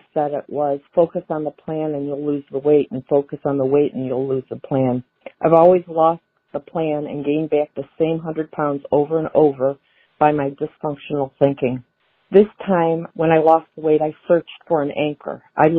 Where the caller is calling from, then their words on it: Ohio, United States; Hi, Donato. … I'm from Ohio.